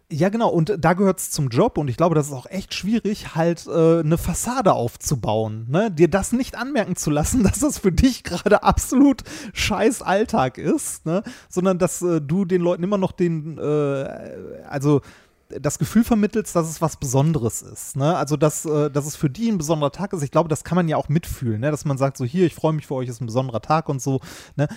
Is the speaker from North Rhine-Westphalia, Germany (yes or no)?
yes; Ruhr area, North Rhine-Westphalia, Germany; wir sind im Ruhrgebiet groß geworden